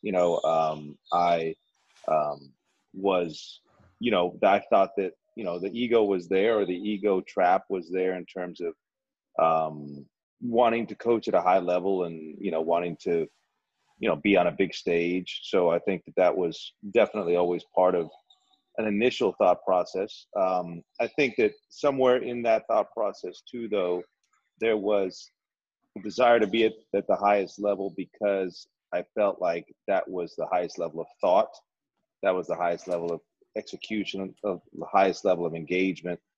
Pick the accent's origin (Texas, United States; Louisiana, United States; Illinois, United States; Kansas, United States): Texas, United States; Dripping Springs; moved away as an adult; also born or lived in Bakersfield / Moncton; this is my my hometown. This is my alma mater. This place I grew up.